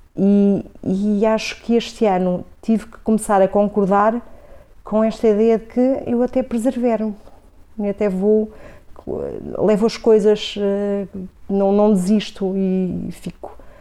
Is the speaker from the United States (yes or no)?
no; Coimbra, Centro, Portugal; also born or lived in Vila Real; Quando começo a ter memória, depois mais tarde, até a escola primária e adolescência aqui já foi em Coimbra